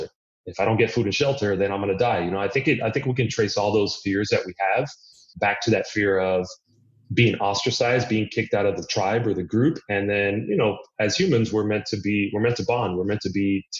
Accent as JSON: {"language": "English", "town": "Miami", "region": "Florida", "country": "United States", "tie": "born or raised there", "said": "I'm Cuban. My parents were born in Cuba. I was born in Miami. So I grew up there."}